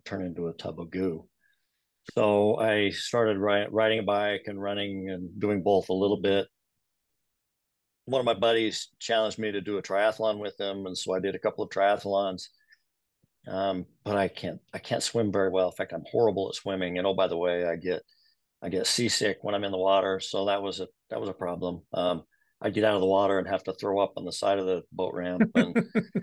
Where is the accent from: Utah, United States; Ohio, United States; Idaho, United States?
Utah, United States; Salt Lake City; also born or lived in San Antonio, Texas / Holladay, Utah; I grew up in Sugar House on Logan Avenue, 2030, 17th South. Went to Highland High School, Highland Rams. Went to the University of Utah